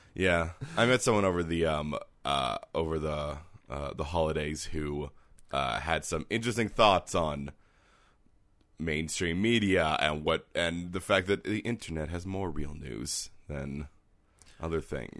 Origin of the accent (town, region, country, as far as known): Canada